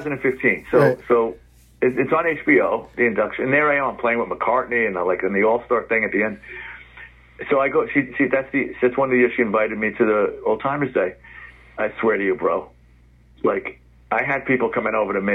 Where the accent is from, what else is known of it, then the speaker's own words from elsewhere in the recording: New York, United States; Like I said, I grew up in the Bronx. Our kitchen window overlooked the stadium. We were at the top of the hill.